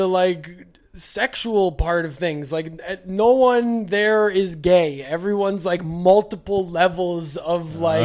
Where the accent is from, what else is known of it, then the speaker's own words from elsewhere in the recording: Alberta, Canada; I'm born and raised in Alberta